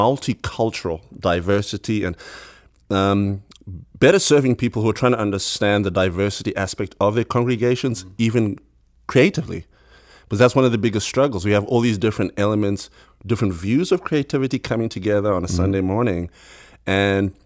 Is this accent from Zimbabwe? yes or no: yes; Bulawayo, Zimbabwe; Born and bred Buluya, Zimbabwe